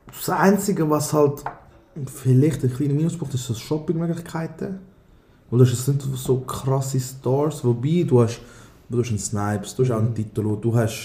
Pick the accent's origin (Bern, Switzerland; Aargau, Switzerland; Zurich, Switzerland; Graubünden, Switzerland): Aargau, Switzerland; also born or lived in Thun; als Aargauer